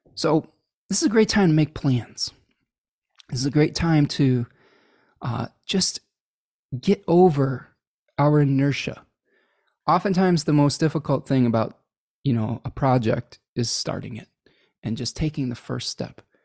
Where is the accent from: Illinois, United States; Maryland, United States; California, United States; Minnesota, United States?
Illinois, United States; Chicago; I was born in Chicago, though, so, uh, it's a weird, a weird little quirk that my grandparents are from Milwaukee